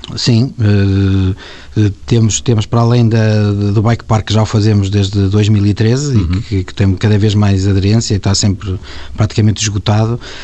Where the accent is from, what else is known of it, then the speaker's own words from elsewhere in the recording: Paredes de Coura, Norte, Portugal; eu que venho do campo, não é? de paredes de cor, que, que já fazemos paredes de cor há 25 anos, tantas e tantas vezes me sinto naquele parque como se estivesse na minha, na minha terra